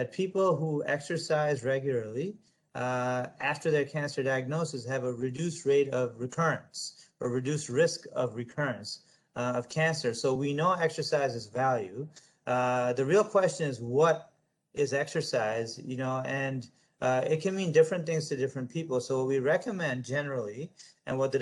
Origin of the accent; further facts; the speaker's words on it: United States; I'm an American, I'm a proud American